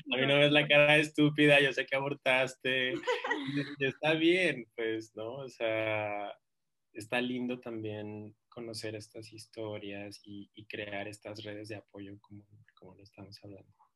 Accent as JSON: {"language": "Spanish", "town": "Ciudad Juárez", "region": "Chihuahua", "country": "Mexico", "moved": "as an adult", "lives_now": "Mexico City, Mexico", "said": "yo soy pues, de Ciudad Juárez, mi mamá está allá"}